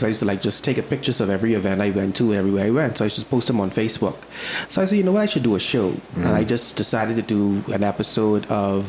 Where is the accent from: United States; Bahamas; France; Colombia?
Bahamas; Nassau, New Providence; I was born here in Nassau